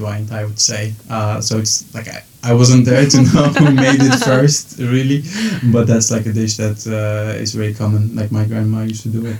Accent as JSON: {"language": "English", "town": "Izmir", "region": "İzmir", "country": "Turkey", "tie": "born or raised there", "also_born_or_lived": "Belgium", "moved": "as an adult", "lives_now": "Brussels, Belgium", "said": "I was born in Turkey, in Izmir, beautiful coast of, western coast of Turkey. I almost spent my whole life there, except these last 2 years that I was in Belgium"}